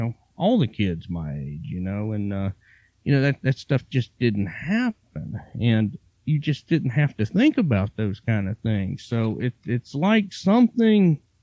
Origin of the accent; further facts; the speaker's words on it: Virginia, United States; I grew up in Virginia and, I kind of in the country